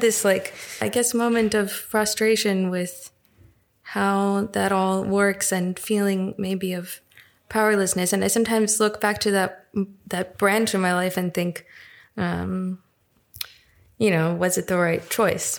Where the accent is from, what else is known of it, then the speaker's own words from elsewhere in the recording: New York, United States; moved away as an adult; also born or lived in Russia / California; now in Berlin, Germany; where I grew up in New York.